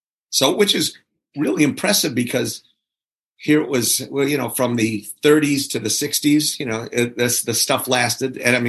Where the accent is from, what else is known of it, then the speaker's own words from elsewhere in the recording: Milwaukee, Wisconsin, United States; yeah, I grew up in Milwaukee.